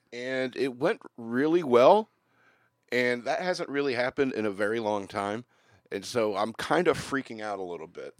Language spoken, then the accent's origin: English; United States; being an American